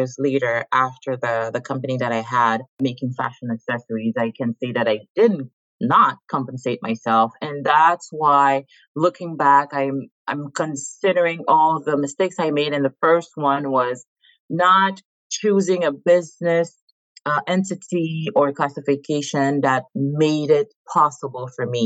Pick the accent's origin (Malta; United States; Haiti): Haiti; moved away as an adult; now in Montreal, Canada; born and raised in Haiti. I've been in Canada for the last 18 years. Based currently in Montreal